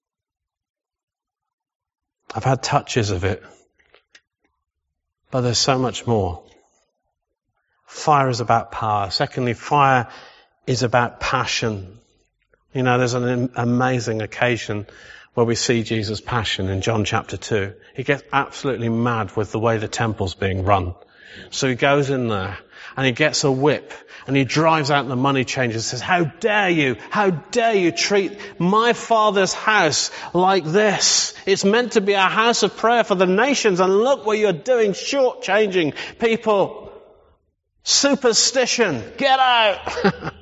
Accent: England, United Kingdom; we're so English.

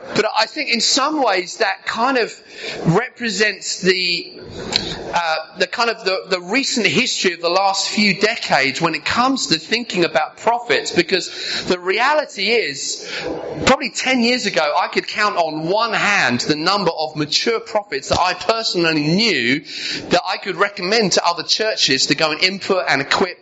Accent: Sussex, South East England, United Kingdom; also born or lived in Brighton; I was living in Brighton at the time. I grew up in Sussex.

